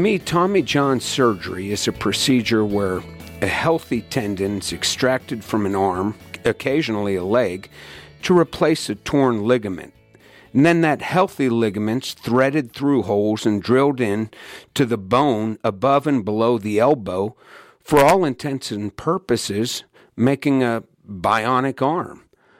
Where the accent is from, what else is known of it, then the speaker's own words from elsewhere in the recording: Pittsburgh, Pennsylvania, United States; now in Asheville, United States; I grew up in Pittsburgh.